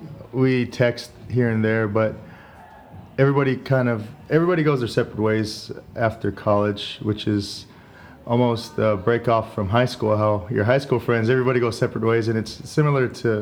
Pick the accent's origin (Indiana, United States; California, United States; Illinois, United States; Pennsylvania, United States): California, United States; Union City; moved away as an adult; also born or lived in San Mateo, California; now in Santa Cruz, United States; Born in San Mateo, California. Grew up in the East Bay in Union City, and now I reside in Santa Cruz.